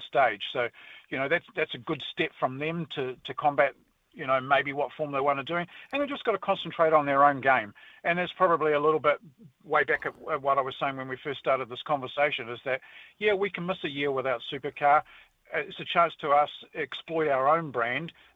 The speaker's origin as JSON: {"language": "English", "country": "New Zealand"}